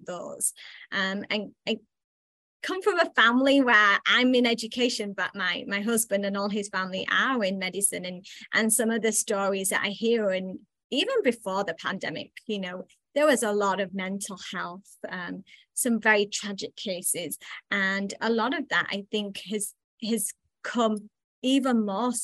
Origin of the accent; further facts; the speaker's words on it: England, United Kingdom; now in United States; I'm originally from England, and I think that's where things originated for me. I was very much was raised in a household